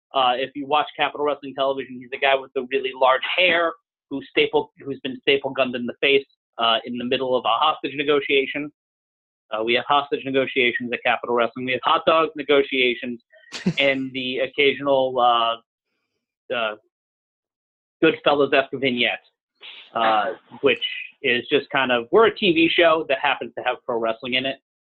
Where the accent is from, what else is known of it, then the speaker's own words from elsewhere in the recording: New York City, New York, United States; I'm a New Yorker.